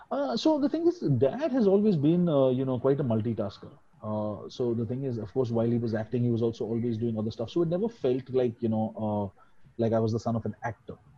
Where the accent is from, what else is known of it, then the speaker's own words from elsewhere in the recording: Mumbai, Maharashtra, India; also born or lived in Delhi; I'm uh, uh, pretty much a Bombay boy. Uh, I was uh, born in Delhi because my grandparents were there, so that was it. But I've always lived in Bombay.